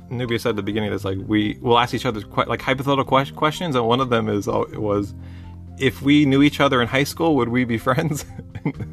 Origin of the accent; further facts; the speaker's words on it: California, United States; I'm from California, you're from Florida, we met in the middle in Texas and we found each other.